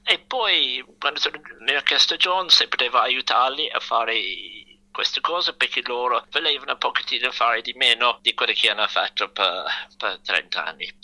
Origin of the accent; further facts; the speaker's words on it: London, United Kingdom; Italian is a second language; moved away as an adult; also born or lived in Rome, Italy; da quando ero bambino piccolo a Londra andavo al Royal College of Music